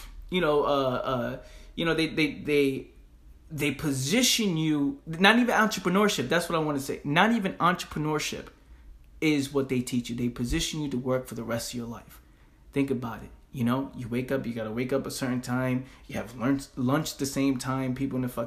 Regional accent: New York City, New York, United States; where we grew up in the Bronx, in the hood

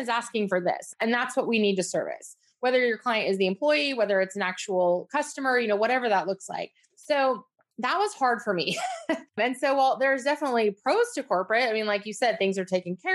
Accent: Northern California, United States; also born or lived in Atlanta area; now in Atlanta, United States; I'm actually from Northern California. That's where I grew up

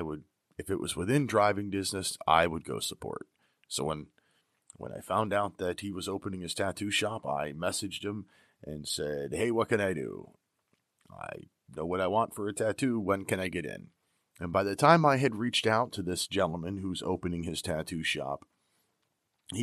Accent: Pennsylvania, United States; here in my home state of Pennsylvania

